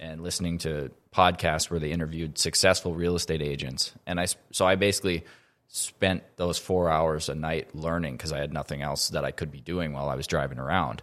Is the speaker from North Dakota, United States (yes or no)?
yes; Grand Forks, North Dakota, United States; I grew up here in Grand Forks, born and raised.